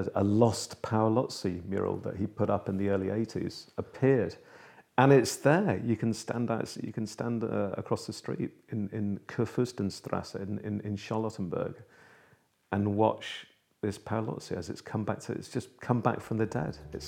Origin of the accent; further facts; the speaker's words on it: Liverpool, North West England, United Kingdom; moved away; my hometown, actually, of Liverpool